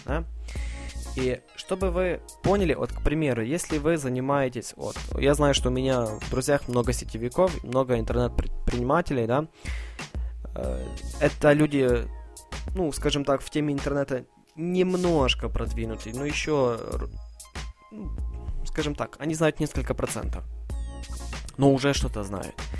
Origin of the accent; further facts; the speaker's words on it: Ivano-Frankivsk, Ivano-Frankivsk Oblast, Ukraine; я сам из Украины, Ивано-Франковск, город